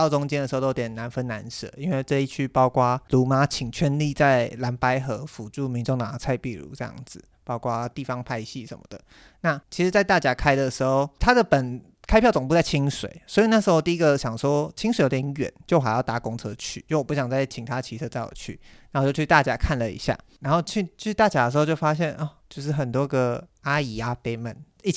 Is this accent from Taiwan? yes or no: yes; Miaoli County, Taiwan; 我朋友就他刚好要回苑里，那离我的老家很近，就老家在海线